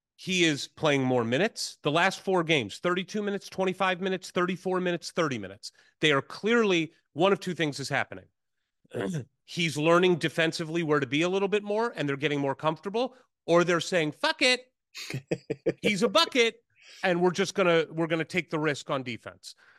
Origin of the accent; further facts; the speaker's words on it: St. Louis, Missouri, United States; my hometown school, Saint Louis University